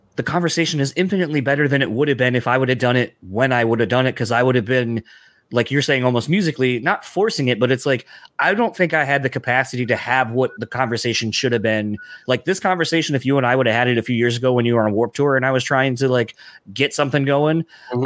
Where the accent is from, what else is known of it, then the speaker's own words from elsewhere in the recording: East Coast, United States; I'm from the East Coast